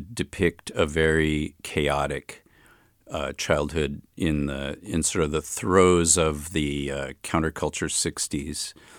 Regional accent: Chicago, Illinois, United States; also born or lived in Berkeley; now in Oakland, United States; I grew up in Hyde Park in Chicago near the university.

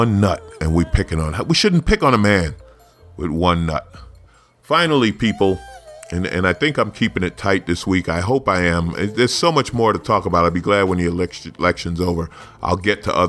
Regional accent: New York, United States; I grew up in New York

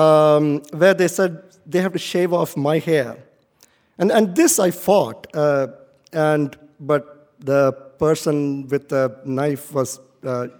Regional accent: India; moved away as an adult; now in United States; growing up in India was indeed difficult

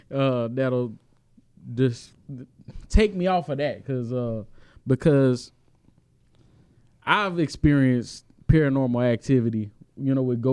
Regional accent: Houston, Texas, United States; I grew up in Acres Home.

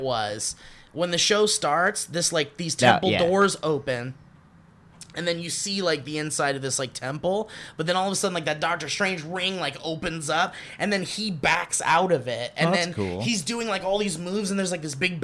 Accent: Florida, United States; I grew up in Florida.

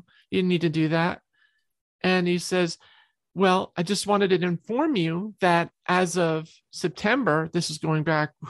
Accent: New York, United States; I'm a New York girl. I came from New York and I did most of my songwriting in New York.

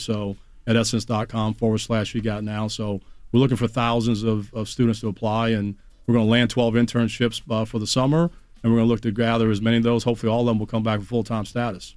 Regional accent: Washington, District of Columbia, United States; i grew up in the Chocolate City, man. So I'm a DC boy

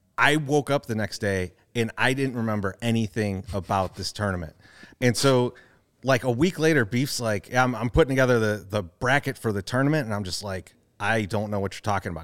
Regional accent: Chicago, Illinois, United States; we grew up in Bridgeport

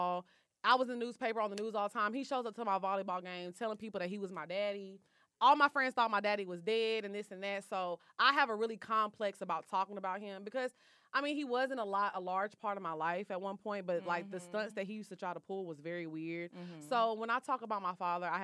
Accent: Texas, United States; also born or lived in California; I was born in California. My dad passed away. So me, my mom, my sister, we moved back to Texas.

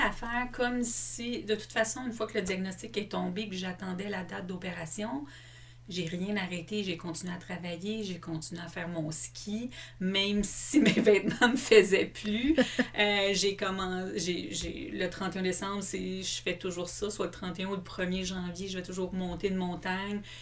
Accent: Longueuil, Quebec, Canada; moi, je suis une fille de la Rive-Sud. J'ai grandi à Longueuil.

